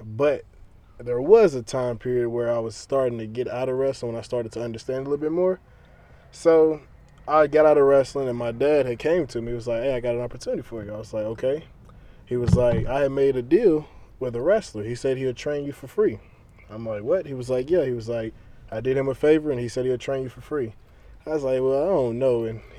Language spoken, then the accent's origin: English; Trenton, Tennessee, United States; It was a guy from my hometown in Trenton.